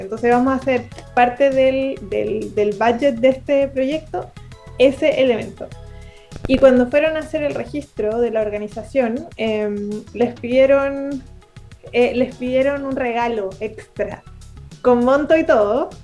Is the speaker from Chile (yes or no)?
yes; Chile; yo soy chilena